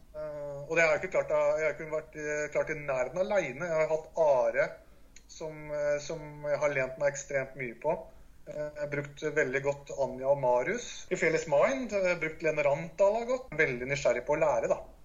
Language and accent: Norwegian; Larvik, Vestfold, Norway; Jeg kommer fra Larvik